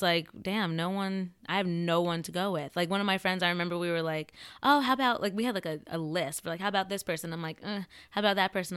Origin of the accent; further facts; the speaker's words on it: central New Jersey, United States; I am from a small town in central New Jersey.